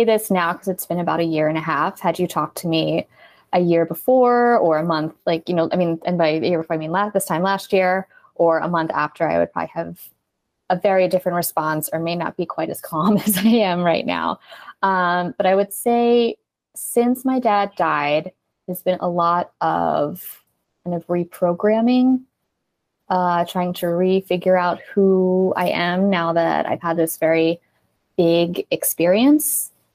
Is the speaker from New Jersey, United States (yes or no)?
yes; New Jersey, United States; we are from South Jersey